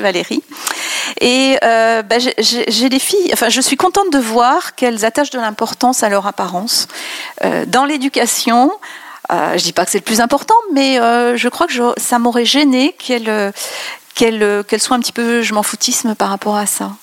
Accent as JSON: {"language": "French", "country": "France", "said": "je suis pas parisienne, hein, comme tu le sais, mais euh, j'ai voyagé à l'étranger et quand on dit qu'on est française"}